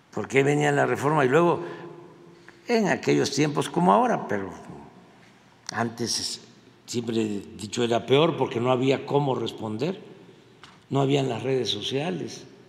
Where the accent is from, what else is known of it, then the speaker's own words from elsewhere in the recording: Mexico; nosotros no somos así los mexicanos